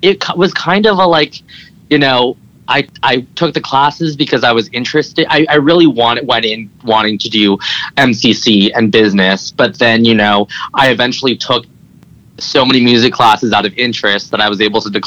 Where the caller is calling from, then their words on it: Los Angeles, California, United States; I am calling from sunny Los Angeles.